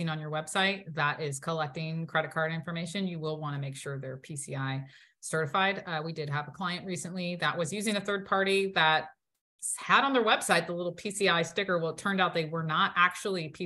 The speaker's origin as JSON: {"language": "English", "region": "Ohio", "country": "United States", "said": "I'm from Ohio"}